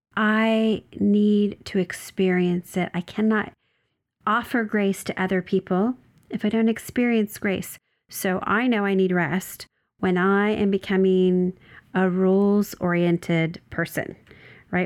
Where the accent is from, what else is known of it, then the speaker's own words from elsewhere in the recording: Oregon, United States; now in Southern California, United States; So I'm from Oregon. It's where I was born and raised. Uh, I live in Southern California